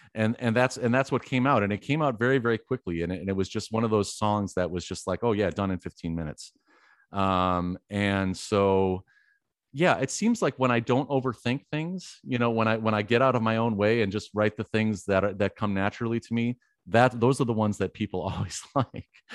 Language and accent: English; Wisconsin, United States; I was born in Wisconsin